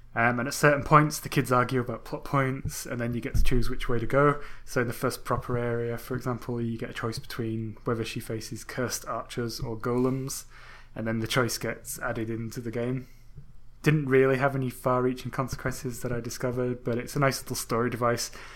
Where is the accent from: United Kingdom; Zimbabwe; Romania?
United Kingdom; England; I'm English